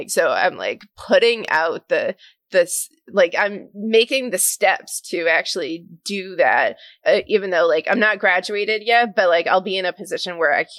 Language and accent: English; Massachusetts, United States; accent: Massachusetts; my Massachusetts accent